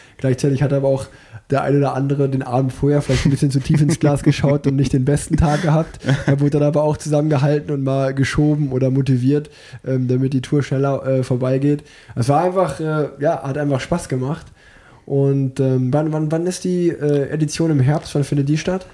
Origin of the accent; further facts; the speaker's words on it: Unna, North Rhine-Westphalia, Germany; weil ich bin geboren in Unna